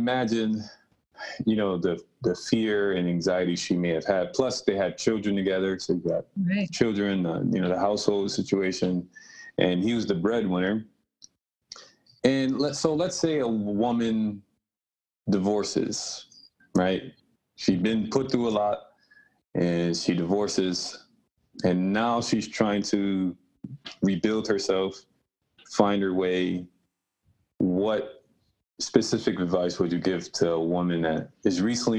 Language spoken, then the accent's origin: English; Rochester, New York, United States; also born or lived in Buffalo; I moved back home, my hometown, Rochester native.